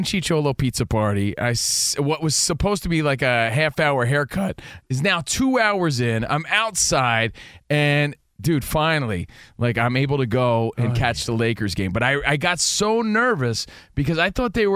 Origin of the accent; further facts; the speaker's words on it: United States; moved away; We're from the East Coast. We're from New York, New Jersey.